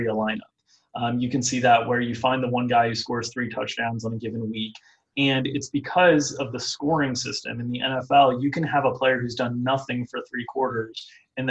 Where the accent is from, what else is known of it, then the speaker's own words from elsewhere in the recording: South Florida, United States; I didn't grow up in Chicago. I grew up in South Florida, but my dad was from Chicago